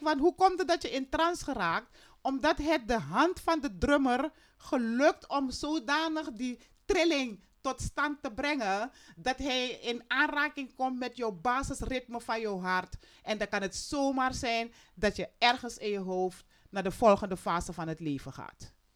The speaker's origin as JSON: {"language": "Dutch", "country": "Suriname"}